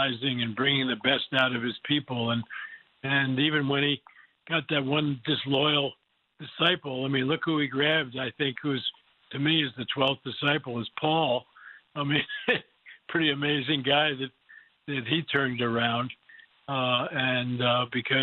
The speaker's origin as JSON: {"language": "English", "town": "New Rochelle", "region": "New York", "country": "United States", "tie": "born or raised there", "said": "I grew up in New Rochelle, New York, right outside of New York City."}